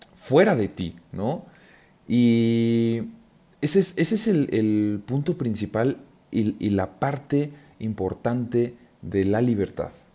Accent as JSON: {"language": "Spanish", "country": "Mexico", "said": "yo que soy mexicano"}